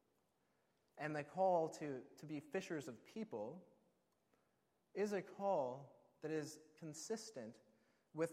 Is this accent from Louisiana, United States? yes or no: no; Alaska, United States; I grew up in Alaska, and we do a lot of fishing there.